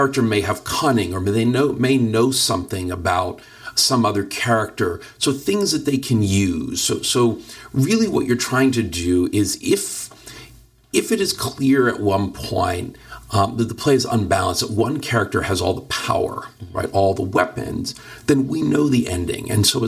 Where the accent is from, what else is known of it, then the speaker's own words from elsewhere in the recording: Philadelphia, Pennsylvania, United States; now in Los Angeles, United States; I grew up on the East Coast in you know, relatively liberal Philadelphia.